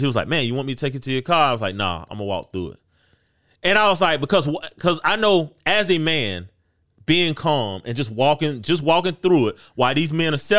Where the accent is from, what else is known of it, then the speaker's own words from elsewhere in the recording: South Carolina, United States; you know, I'm from the Midlands, right? Like yeah. they film live PD in the Midlands.